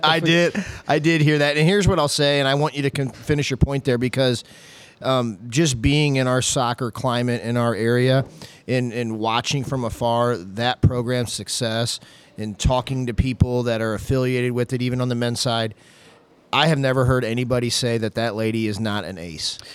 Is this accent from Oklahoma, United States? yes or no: no; the county on the Missouri side, United States; growing up on the wrong side of two rivers in the county on the other side, in the Missouri side